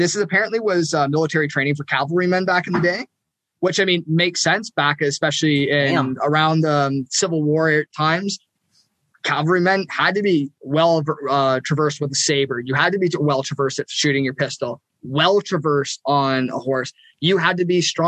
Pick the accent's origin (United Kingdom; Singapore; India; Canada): Canada; Ontario; us Ontario boys